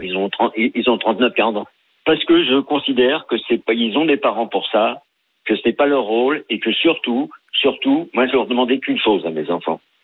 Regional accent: France; on était des Français moyens.

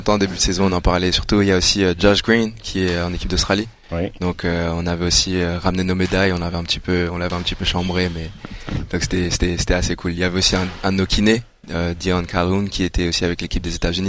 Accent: Rwanda; moi je suis rwandais

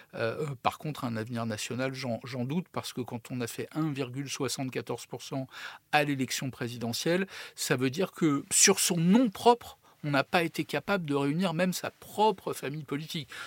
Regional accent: Paris, Île-de-France, France; Je suis parisien, je vis à Paris.

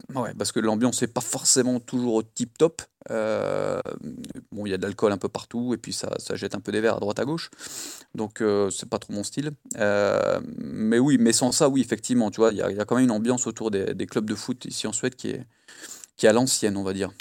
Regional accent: Lille, Hauts-de-France, France; now in Malmö, Sweden; je viens de Lille à la base

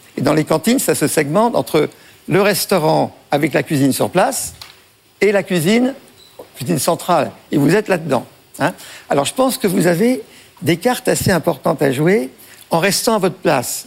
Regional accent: Breton, Brittany, France; on est breton

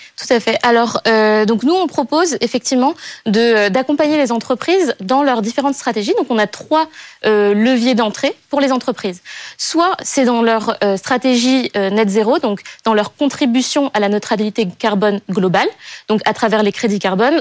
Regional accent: Madagascar; J'ai grandi à Madagascar, dans un écrin de paradis

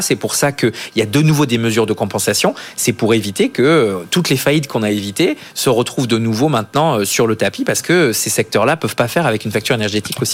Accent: south-west France, France; je viens du Sud-Ouest

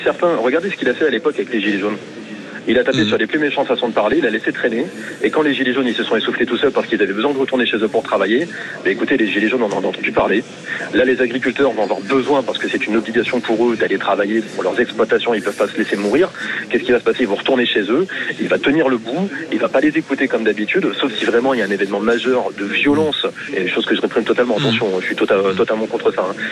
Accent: Hauts-de-France, France; now in Béziers, France; Hauts-de-France, en fait c'est ma région natale

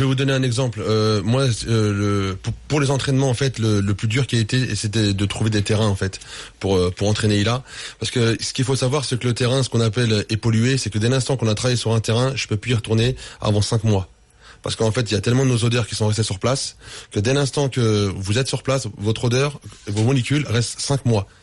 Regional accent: France; je suis français

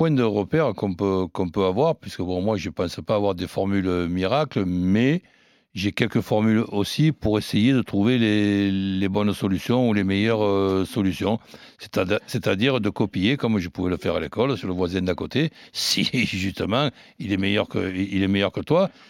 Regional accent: Marseille, Provence-Alpes-Côte d'Azur, France; je dis nous en tant que Marseillais, Olympique de Marseille

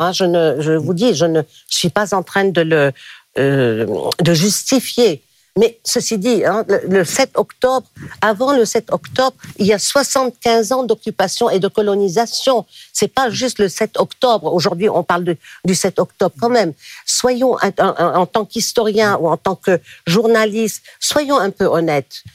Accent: Lebanon; now in France; Je suis libanaise

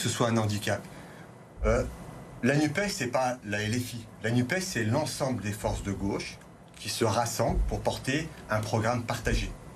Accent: Vaulx-en-Velin, Auvergne-Rhône-Alpes, France; Je suis né à Vonvelin, j'ai grandi à Vonvelin

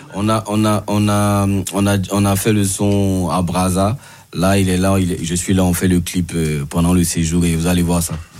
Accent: Côte d’Ivoire; en tant qu'Ivoirien

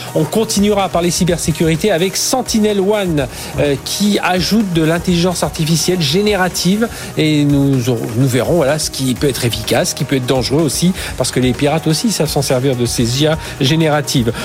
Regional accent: France; chez nous en France, en Europe

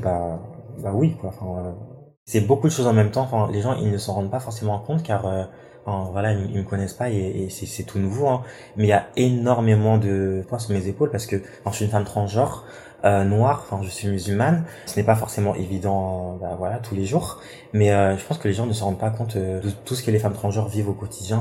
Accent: Rouen, Normandy, France; moved away as an adult; also born or lived in south of France; De base, je viens de Rouen, je suis normand, nord de la Seine-Maritime. Je suis venu dans le sud pour faire mes études

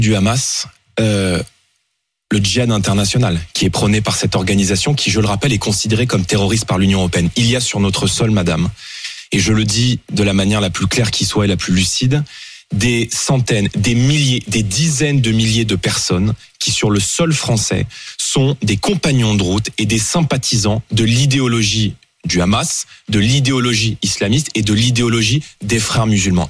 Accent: Seine-Saint-Denis, Île-de-France, France; j'ai grandi en Seine-Saint-Denis

